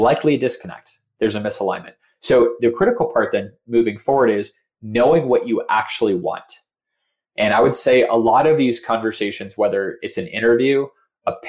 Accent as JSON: {"language": "English", "town": "Phoenix", "region": "Arizona", "country": "United States", "said": "I'm from Phoenix. I have a lot of friends and family in Phoenix."}